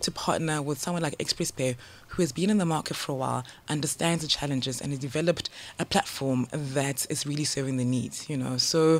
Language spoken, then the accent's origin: English; South Africa; moved away as an adult; now in Ghana; with the name …, definitely Ghanaian, but I grew up in SA.